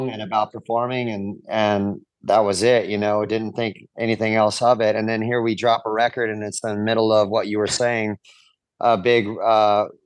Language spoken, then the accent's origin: English; Orange County, California, United States; I grew up in Orange County, California